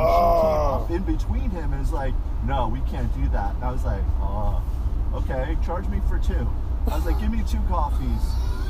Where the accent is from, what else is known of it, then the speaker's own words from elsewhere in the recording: Philadelphia, Pennsylvania, United States; I grew up in Philly, like, just around, like, a lot of culture and a lot of, like, black people and gay people.